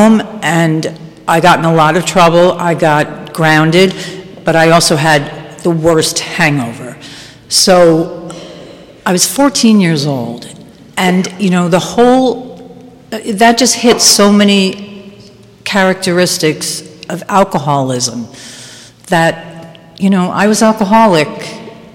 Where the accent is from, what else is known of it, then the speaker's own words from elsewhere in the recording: White Plains, New York, United States; I grew up in White Plains in Westchester